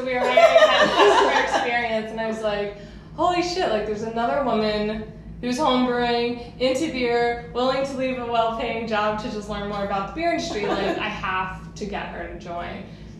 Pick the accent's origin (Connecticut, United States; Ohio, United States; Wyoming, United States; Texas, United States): Ohio, United States; Cincinnati; moved away; also born or lived in San Diego; I grew up in Cincinnati, Ohio.